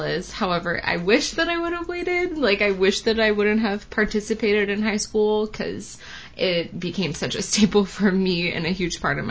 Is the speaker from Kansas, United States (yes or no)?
yes; Kansas, United States; moved away; I grew up in a red state. I'm from the Midwest, you know, yeah. The Bible Belt in Kansas